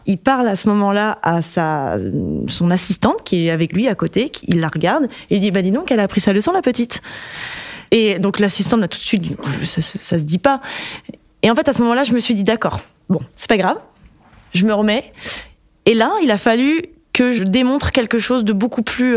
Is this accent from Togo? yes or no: no; Brittany, France; dans ma région d'origine, la Bretagne